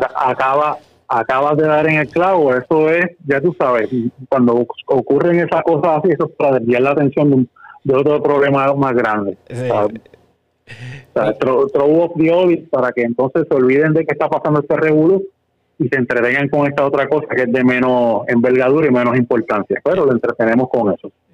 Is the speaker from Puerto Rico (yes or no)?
yes; Corozal, Puerto Rico; yo soy original de Corozal